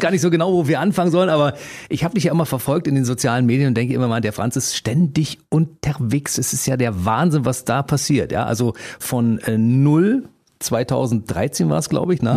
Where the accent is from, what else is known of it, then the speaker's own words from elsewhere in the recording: Berlin, Germany; wir als Berliner